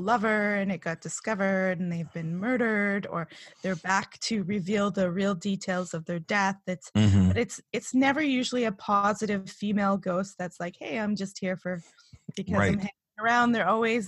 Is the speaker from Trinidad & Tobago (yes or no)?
no; East Coast of Canada, Canada; I was born on the East Coast of Canada